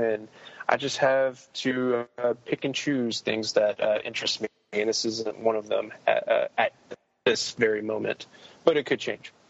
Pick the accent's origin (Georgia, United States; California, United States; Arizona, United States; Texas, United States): Texas, United States; Denton; filmed in my hometown, in Texas, at the University of North Texas